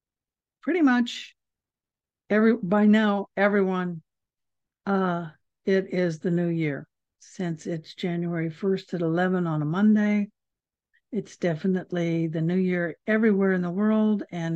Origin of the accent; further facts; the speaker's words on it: Waiawa, Hawaii, United States; I grew up many years in Hawaii, and even our little town of Waiawa had a Buddhist temple